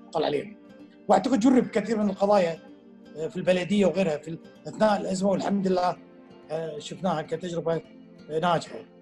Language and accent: Arabic; Kuwait; عندنا بالكويت